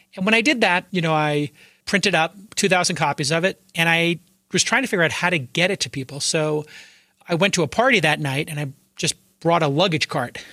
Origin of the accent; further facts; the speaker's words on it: Brooklyn, New York, United States; I grew up in Brooklyn